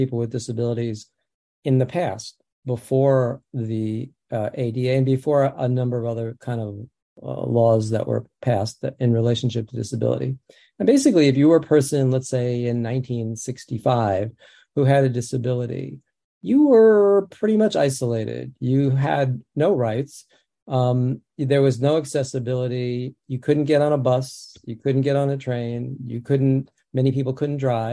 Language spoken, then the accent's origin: English; New York City, New York, United States; first language American Sign Language; I grew up in the Bronx.